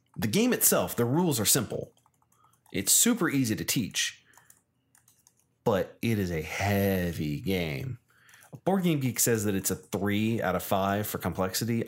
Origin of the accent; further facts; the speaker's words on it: United States; I'm American